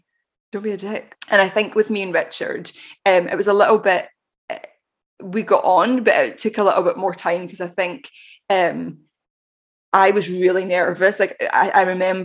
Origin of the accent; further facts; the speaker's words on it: Glasgow, Scotland, United Kingdom; we're both from Glasgow